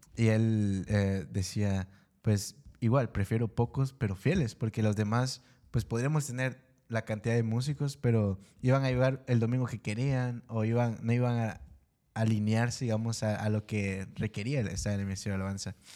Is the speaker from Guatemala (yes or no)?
yes; Guatemala; moved away; yo soy de Guatemala. Y la, cuando yo me vine acá